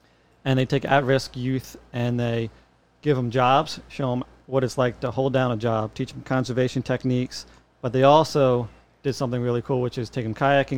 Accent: Wilmington, Delaware, United States; moved away as an adult; also born or lived in Myrtle Beach, South Carolina; I am born and raised in Wilmington, Delaware.

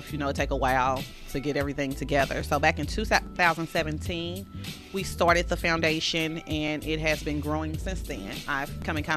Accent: St. Louis, Missouri, United States; I grew up on Jordan and Thekla

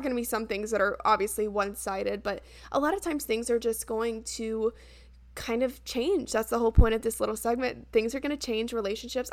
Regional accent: United States; now in Charleston, United States; my hometown's only, like, two and a half hours away

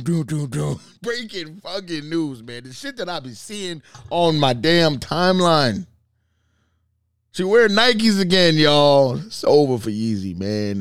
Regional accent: Boston, Massachusetts, United States; we're from Boston

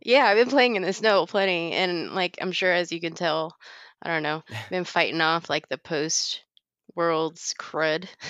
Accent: Dallas, Texas, United States; moved away; I grew up in Dallas

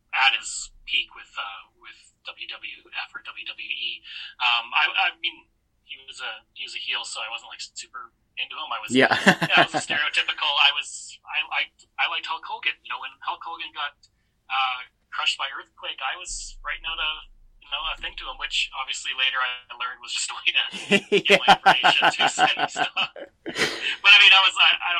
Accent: Stony Plain, Alberta, Canada; I grew up outside of Edmonton in a small town called Stony Plain

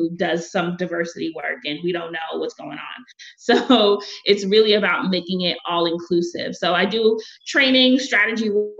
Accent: New York City, New York, United States; I'm from Brooklyn, I'm not French

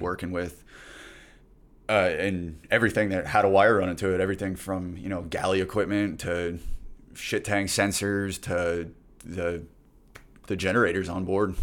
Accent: Plantation, Florida, United States; my hometown in Plantation, Florida.

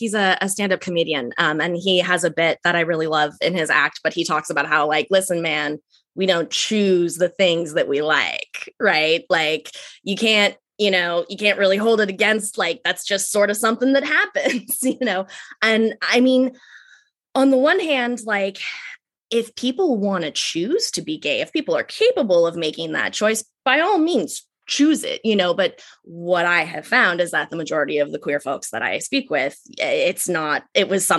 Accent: Ojai, California, United States; moved away as an adult; also born or lived in San Francisco Bay Area, California; It's Ojai, California

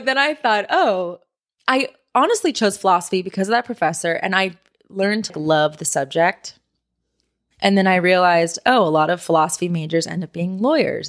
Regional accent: San Diego, California, United States; moved away as an adult; now in Los Angeles, United States; I grew up in San Diego, and I moved to L A about six years ago to go to school

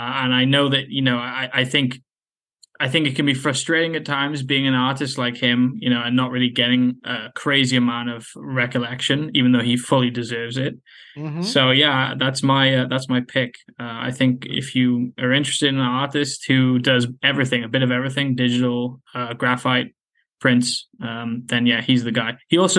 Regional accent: Wales, United Kingdom; From Wales in the UK.

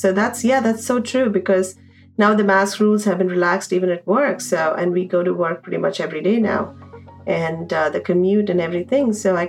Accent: India; moved away as an adult; now in New York City, United States; Also growing up in India

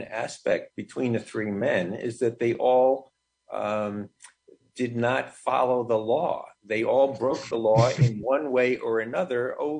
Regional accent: New York City, New York, United States; I was born and raised in the Bronx.

